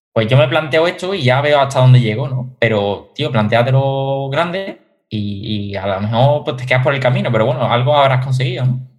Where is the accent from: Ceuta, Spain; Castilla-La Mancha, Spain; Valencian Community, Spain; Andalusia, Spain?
Andalusia, Spain; Seville; el triatlón de aquí de mi ciudad, yo soy de Sevilla